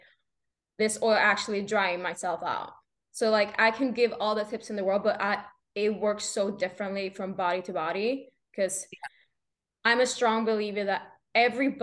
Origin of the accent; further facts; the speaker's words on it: Sweden; moved away; not even Swedish people knows where I'm from because it's such a small town that I grew up with like two neighbors